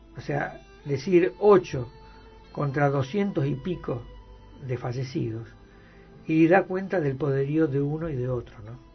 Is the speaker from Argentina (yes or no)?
yes; Argentina